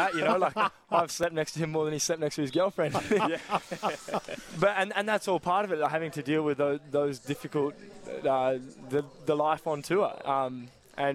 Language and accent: English; Werribee, Victoria, Australia; now in Adelaide, Australia; I am, just up the road.